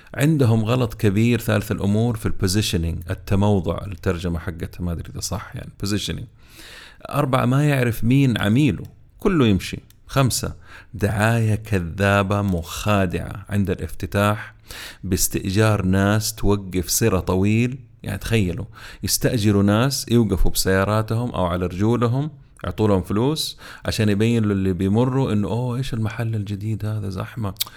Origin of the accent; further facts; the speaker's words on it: Jeddah, Makkah Province, Saudi Arabia; عندنا في جدة